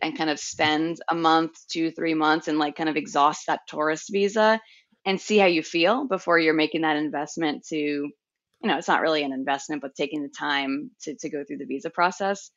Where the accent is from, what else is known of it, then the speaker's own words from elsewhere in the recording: Long Island, New York, United States; moved away as an adult; also born or lived in Brooklyn / San Francisco; now in Hvar, Croatia; I'm originally from Long Island, New York